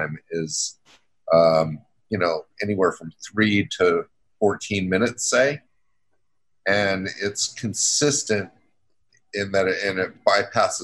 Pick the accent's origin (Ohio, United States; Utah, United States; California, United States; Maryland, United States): Utah, United States; Salt Lake City; also born or lived in Georgia; now in New York City, United States; I grew up in Salt Lake City